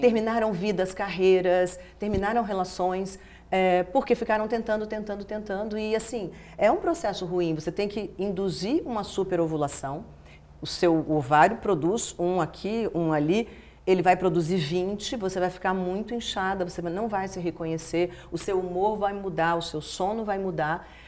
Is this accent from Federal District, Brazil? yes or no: yes; Brasília, Federal District, Brazil; moved away; eu nasci em Brasília. Brasília era um nada, assim, era uma cidade nascendo. Eu nasci cinco anos depois da inauguração da cidade, não tinha nada